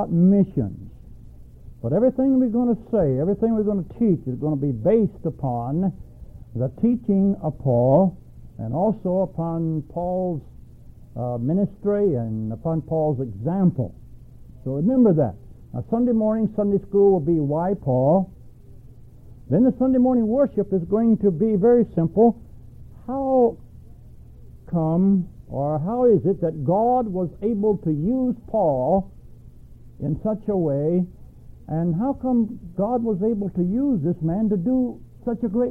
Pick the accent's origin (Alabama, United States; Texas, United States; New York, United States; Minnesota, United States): Alabama, United States; moved away as an adult; also born or lived in Milwaukee / Philippines; I was born and raised in Alabama, and I spent, 21 years old when I left Alabama